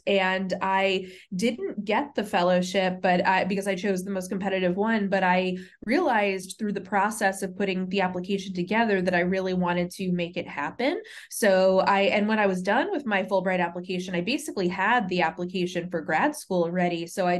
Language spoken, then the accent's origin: English; Natick, Massachusetts, United States; now in Washington, D.C., United States; I was born and raised there, and my parents are still in the house that I grew up in Natick. I first moved to Washington, D.C. for college.